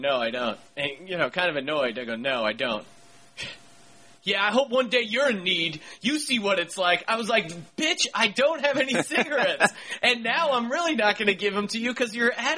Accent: Pennsylvania, United States; moved away as an adult; now in Los Angeles, United States; growing up in Pennsylvania

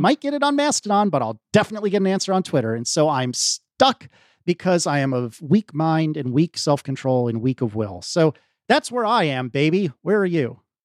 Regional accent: United States; as an American

